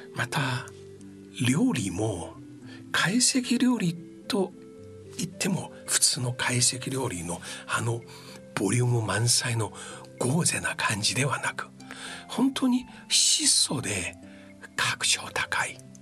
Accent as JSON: {"language": "Japanese", "region": "Shanghai", "country": "China", "tie": "born or raised there", "moved": "yes", "lives_now": "Japan", "said": "私自身は上海出身で"}